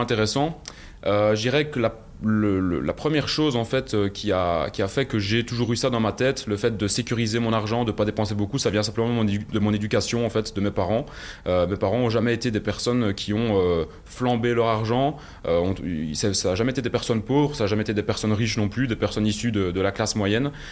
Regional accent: Belgium; accent: Belgian; viens de, Belgique, je pense que ça s'entend euh, à mon accent

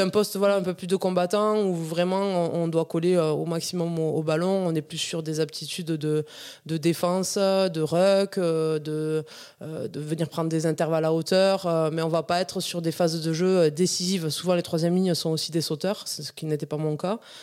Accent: Ariège, Occitania, France; Mon enfance en Ariège, donc dans un petit village à, à Cérisole, un petit village de 90 habitants

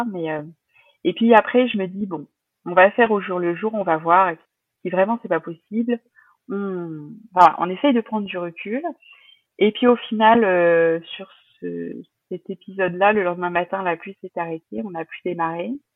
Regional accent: La Rochelle, Nouvelle-Aquitaine, France; On est de La Rochelle

